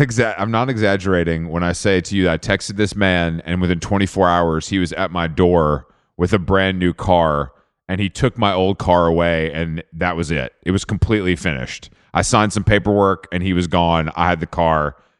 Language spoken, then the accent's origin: English; Atlanta, Georgia, United States; I'm, I'm from Atlanta